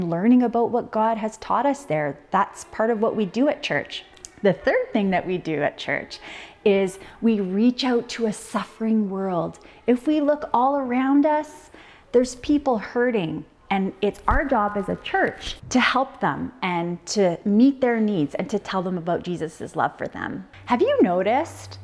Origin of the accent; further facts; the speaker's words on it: Ontario, Canada; moved away; I grew up in Ontario